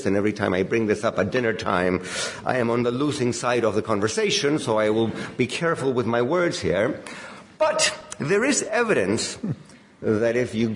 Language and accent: English; Chile; I come from Chile